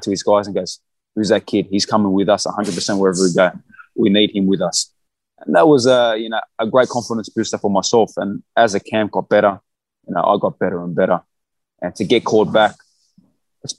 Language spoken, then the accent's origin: English; Australia; I'm from Australia.